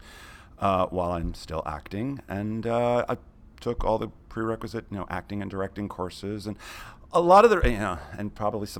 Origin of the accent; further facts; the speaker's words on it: Connecticut, United States; also born or lived in Camp Lejeune, North Carolina; we moved back to Connecticut, and that's where I grew up.